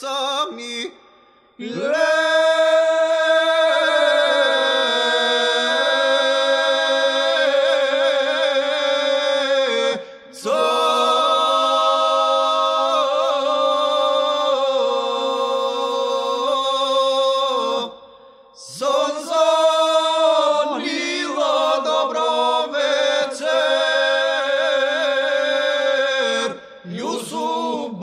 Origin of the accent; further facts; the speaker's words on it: Skopje, North Macedonia; also born or lived in a village near Kumanovo; I do say I was born in a village, but I grew up in Skopje.